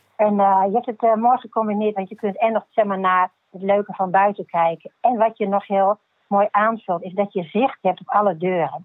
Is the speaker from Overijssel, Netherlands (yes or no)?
no; Gelderland, Netherlands; moved away as an adult; now in Groningen, Netherlands; Ik kom uit Gelderland